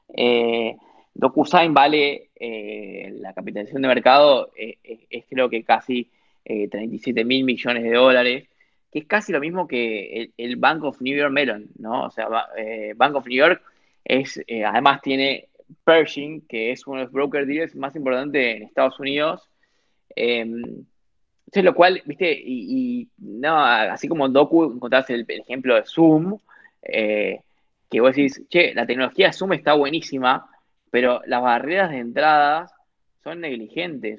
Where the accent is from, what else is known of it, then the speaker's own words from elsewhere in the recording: Corrientes, Argentina; yo soy de Corrientes, del interior de Argentina